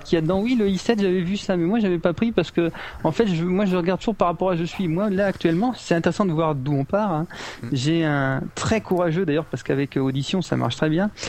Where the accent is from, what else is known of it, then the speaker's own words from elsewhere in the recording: France; moved away; je suis français